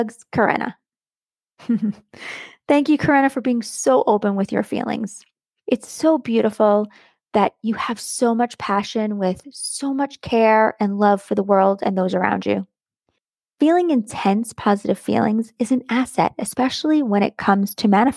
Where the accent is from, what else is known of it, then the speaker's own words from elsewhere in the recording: United States; accent: American; my American accent